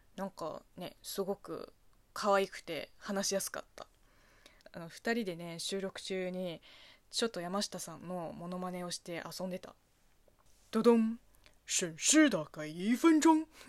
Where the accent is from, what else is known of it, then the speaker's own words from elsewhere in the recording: China; now in Japan; 中国生まれ中国育ち